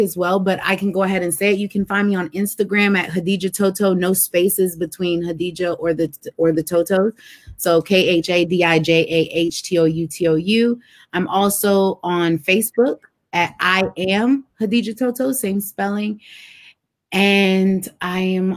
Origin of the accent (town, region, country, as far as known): United States